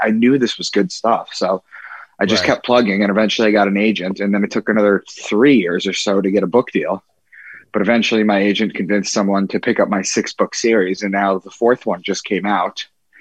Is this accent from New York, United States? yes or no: yes; Long Island, New York, United States; moved away as an adult; also born or lived in Boston / Braintree, Massachusetts; I'm from Long Island.